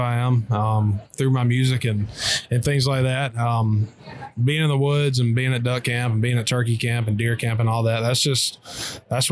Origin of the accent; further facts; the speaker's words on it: Calhoun, Georgia, United States; also born or lived in Kentucky; It used to be in my hometown. It's called Calhoun, Georgia.